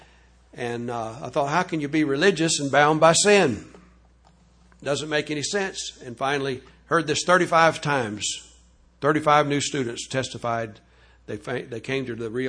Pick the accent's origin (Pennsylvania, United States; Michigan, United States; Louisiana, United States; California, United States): Louisiana, United States; I was raised down in Louisiana in the Catholic home